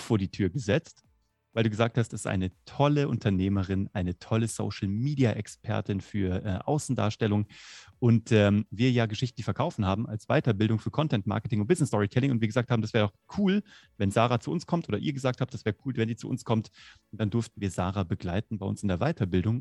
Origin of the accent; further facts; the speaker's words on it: Kassel, Hesse, Germany; moved away; So, ich komme aus Kassel.